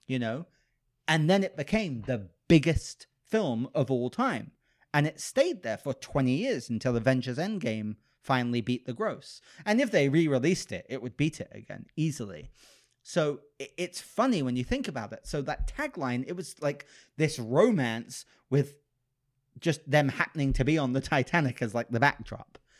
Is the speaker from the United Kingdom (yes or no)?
yes; United Kingdom; moved away; I'm British. So I say pause